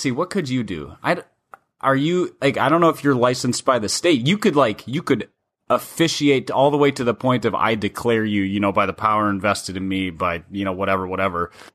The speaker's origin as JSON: {"language": "English", "region": "Minnesota", "country": "United States", "tie": "born or raised there", "said": "growing up in Minnesota"}